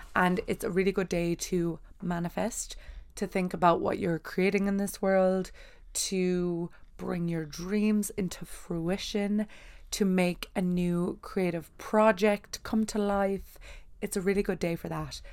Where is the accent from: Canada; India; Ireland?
Ireland; I am from Ireland